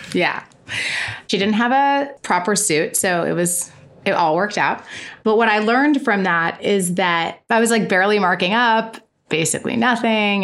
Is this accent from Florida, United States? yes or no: yes; west coast of Florida, United States; moved away as an adult; also born or lived in New York; moved back to my home state, which is Florida